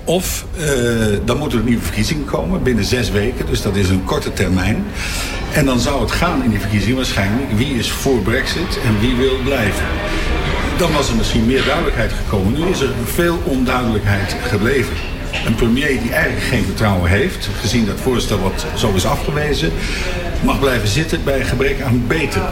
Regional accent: The Hague, South Holland, Netherlands; ik ben Hagenaar

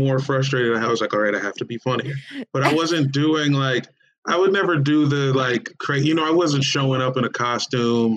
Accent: Woodbridge, Virginia, United States; I grew up in Northern Virginia, like a couple towns. So it's like the suburbs of D.C., basically.

